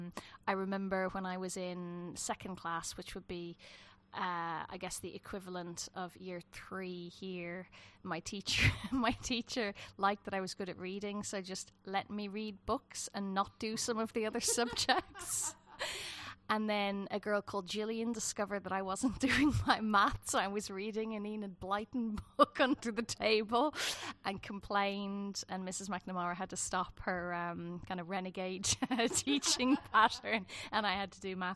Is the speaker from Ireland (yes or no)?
yes; Dublin, Leinster, Ireland; moved away as an adult; also born or lived in south of Ireland; now in England; I grew up in Dublin, more or less. We lived in the further south in Ireland until I was about four, and then we moved to Dublin